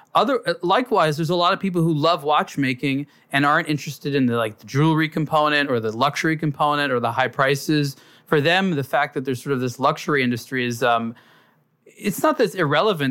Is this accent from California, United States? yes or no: yes; Los Angeles, California, United States; I grew up in Los Angeles